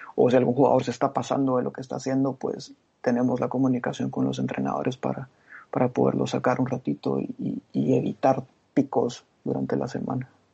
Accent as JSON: {"language": "Spanish", "country": "Guatemala", "also_born_or_lived": "Glasgow / London", "moved": "as an adult", "said": "soy guatemalteco"}